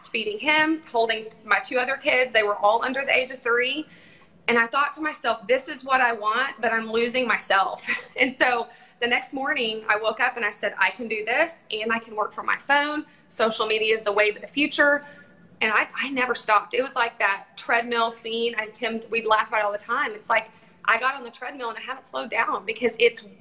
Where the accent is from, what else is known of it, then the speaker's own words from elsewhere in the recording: Texas, United States; now in Tulsa, United States; I'm from Texas